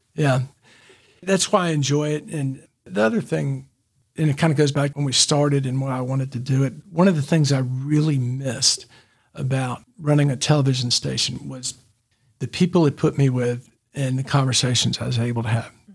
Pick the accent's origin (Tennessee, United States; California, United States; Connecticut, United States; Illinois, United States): Tennessee, United States; Memphis; now in Chattanooga, United States; I grew up in Memphis